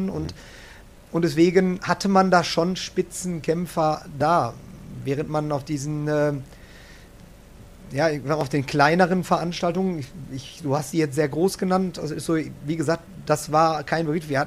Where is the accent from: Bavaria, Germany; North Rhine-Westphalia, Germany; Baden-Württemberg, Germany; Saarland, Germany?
North Rhine-Westphalia, Germany; jetzt komme ich aus dem Ruhrgebiet, deswegen bin Schalke